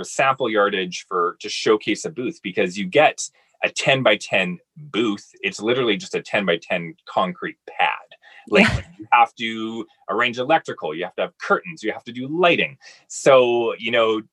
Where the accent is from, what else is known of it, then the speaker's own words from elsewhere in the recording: Summerland, British Columbia, Canada; moved away; growing up in Summerlin, British Columbia